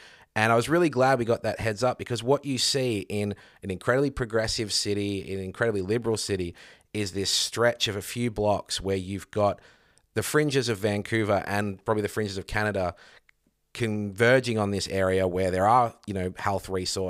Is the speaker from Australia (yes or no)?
yes; Australia; someone from Australia, I'd never seen anything like that.